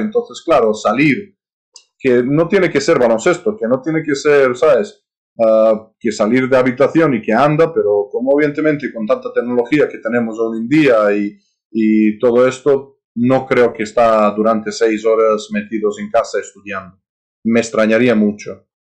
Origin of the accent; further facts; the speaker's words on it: Serbia; Spanish is a second language; moved away as an adult; also born or lived in United States; now in Spain; gente de mi país